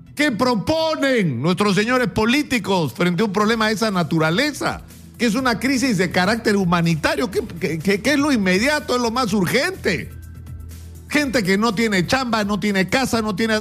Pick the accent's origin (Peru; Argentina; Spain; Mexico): Peru; somos hoy los peruanos